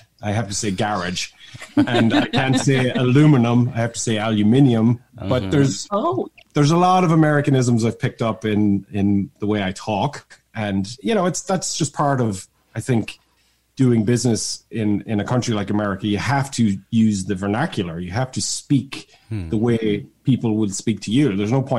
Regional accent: Drumconrath, County Meath, Ireland; moved away as an adult; also born or lived in Dublin, Ireland; now in United States; I'm from Ireland and a very small little place in Ireland called Drumconrath.

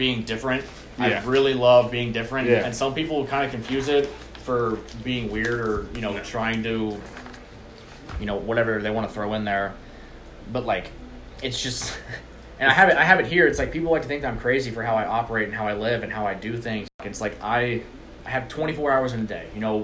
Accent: Huntsville, Alabama, United States; I'm from Huntsville, and being at UAH

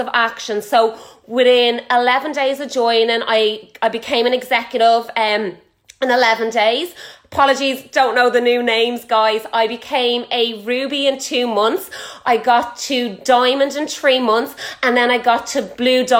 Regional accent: Ireland; I am Irish. I am from Ireland.

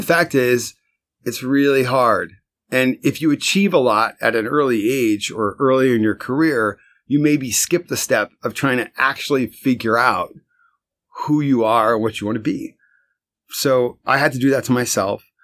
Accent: Westfield, New Jersey, United States; moved away as an adult; now in Brooklyn, United States; I was born in Westfield, New Jersey.

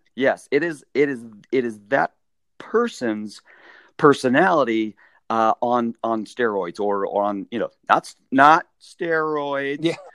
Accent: Las Vegas, Nevada, United States; I grew up in Las Vegas

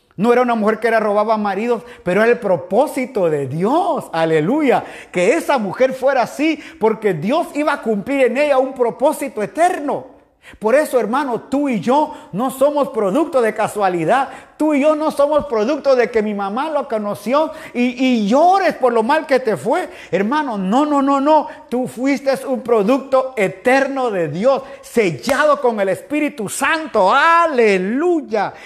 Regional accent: Guatemala; now in Guayaquil, Ecuador; como decimos allá en mi país Guatemala

